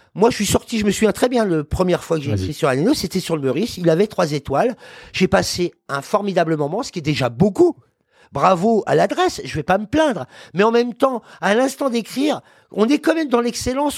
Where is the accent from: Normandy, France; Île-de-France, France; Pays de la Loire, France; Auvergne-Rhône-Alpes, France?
Île-de-France, France; Paris; Je suis parisien déjà par principe